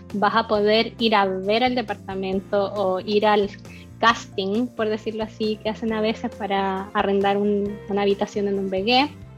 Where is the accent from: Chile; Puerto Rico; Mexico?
Chile; moved away as an adult; also born or lived in Germany; chilena que estudió un máster en Alemania